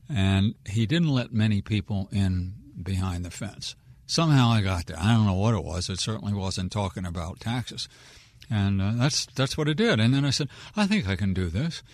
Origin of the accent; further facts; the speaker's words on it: Wheaton, Maryland, United States; I'm a born and raised Wheaton kid, so people around here would know where Wheaton was.